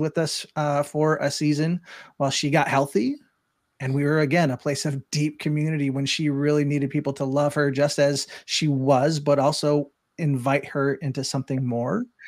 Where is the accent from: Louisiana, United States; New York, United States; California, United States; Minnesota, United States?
Minnesota, United States; Spring Lake Park; growing up in Spring Lake Park, Minnesota